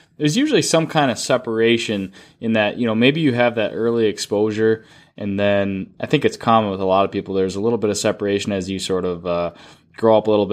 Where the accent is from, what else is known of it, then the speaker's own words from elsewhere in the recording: Duluth, Minnesota, United States; I grew, you know, growing up in Duluth